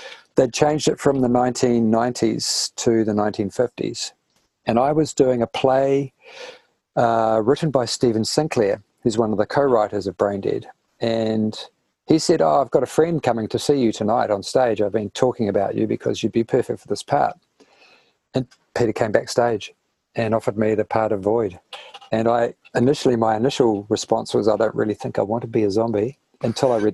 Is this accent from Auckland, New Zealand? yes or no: no; Taihape, Manawatū-Whanganui, New Zealand; now in Kapiti Coast, New Zealand; I grew up in Taihepi on a sheep farm